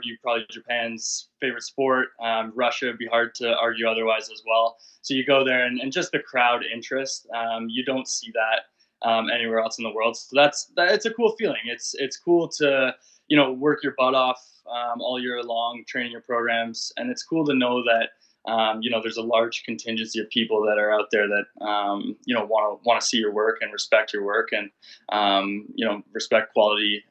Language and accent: English; Barrie, Ontario, Canada; moved away; also born or lived in Detroit; we grew up in Barrie.